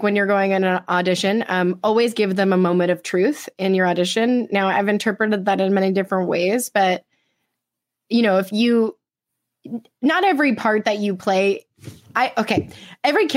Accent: California, United States; now in New York, United States; I'm from California

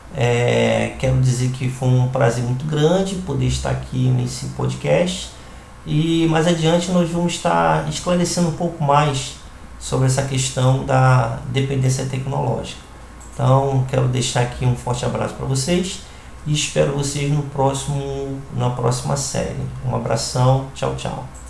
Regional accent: Rio de Janeiro, Brazil; now in Recife, Brazil; sou carioca e resido hoje na cidade do Recife

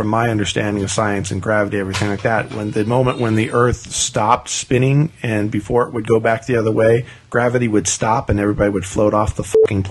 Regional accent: Southwest, United States; I grew up in the Southwest during the 70s

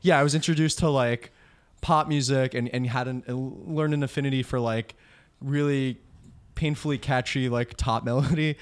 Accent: Old Bridge, New Jersey, United States; now in Bayonne, United States; him and I grew up in Old Bridge, like Central Jersey.

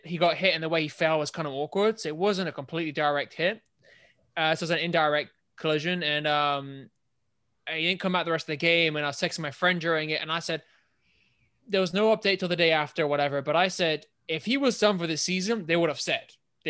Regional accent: England, United Kingdom; born or raised there

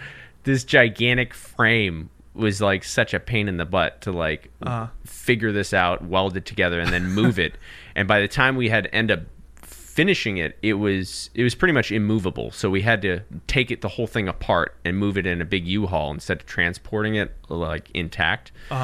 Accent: California, United States; So I'm from actually Southern California, but I lived in Northern California a little bit.

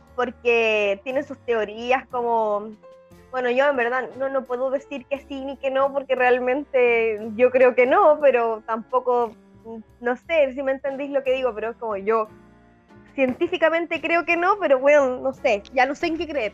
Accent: Chile; soy chilena

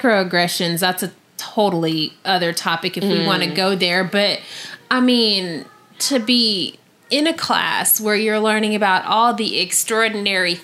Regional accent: Missouri, United States; being a kid growing up in Missouri

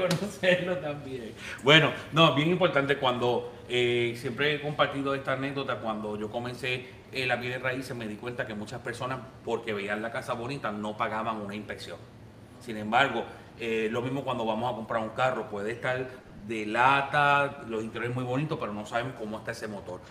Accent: Puerto Rico; now in United States; yo soy puertorriqueño

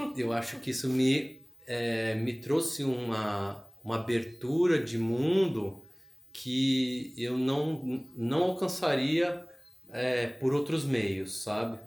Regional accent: São Paulo, Brazil; moved away as an adult; now in Florianópolis, Brazil; foi eu que saí de São Paulo, né? Eu quis fugir de São Paulo. É, assim que eu me formei, que eu tive chance, eu quis sair de São Paulo

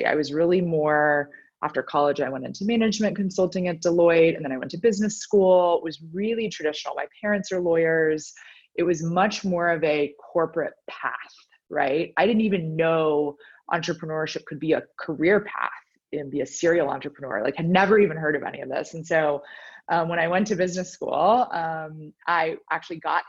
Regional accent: Dallas, Texas, United States; also born or lived in Nashville, Tennessee / Boston, Massachusetts; now in Austin, United States; I'm actually a Texan born and bred, so was born in Dallas, spent much of my life there. So obviously my whole youth until I went to college at Vanderbilt in Tennessee

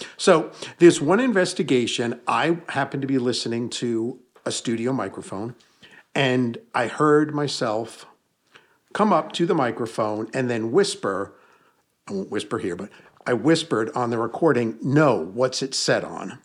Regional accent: Hudson Valley, New York, United States; born or raised there; moved away

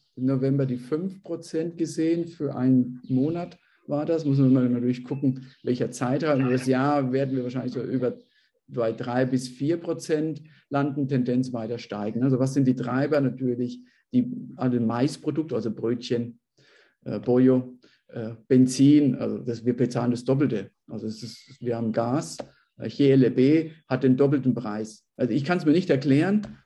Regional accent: Bavaria, Germany; now in Peru; ich bin ja selbst auch aus Bayern

